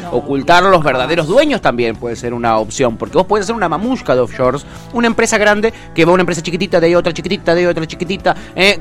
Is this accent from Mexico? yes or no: no; Argentina; Nosotros, los argentinos